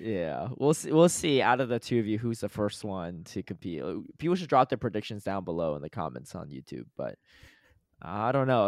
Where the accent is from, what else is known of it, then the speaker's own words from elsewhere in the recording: Connecticut, United States; moved away; I grew up in Connecticut